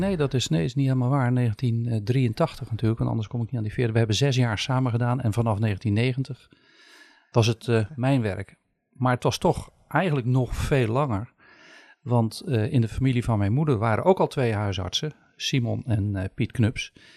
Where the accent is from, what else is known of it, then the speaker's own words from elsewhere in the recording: Sommelsdijk, South Holland, Netherlands; also born or lived in Rotterdam; Geboren en getogen in Sommelsdijk, maar kort in Rotterdam geweest.